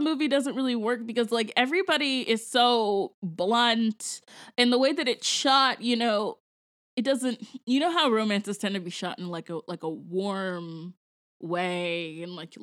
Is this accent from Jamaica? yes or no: yes; Jamaica; I am actually a Jamaican person